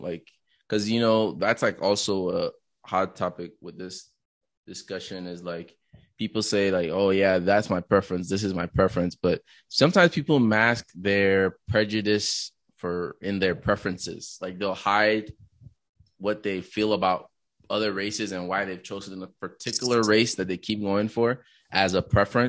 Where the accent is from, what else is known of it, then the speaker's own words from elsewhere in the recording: Nigeria; born there; I was born in Nigeria to two Nigerian parents. They both speak Yoruba. I cannot speak Yoruba.